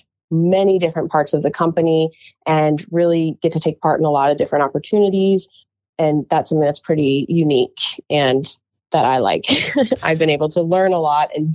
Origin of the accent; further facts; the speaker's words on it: Charlottesville, Virginia, United States; I am from the town of Charlottesville, and I grew up around the University of Virginia